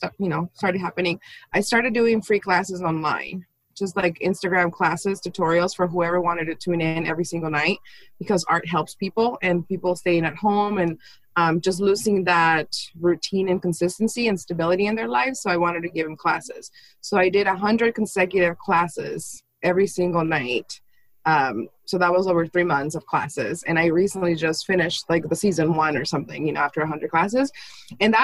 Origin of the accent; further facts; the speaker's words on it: Mexico City, Mexico; now in United States; I was born in Mexico City.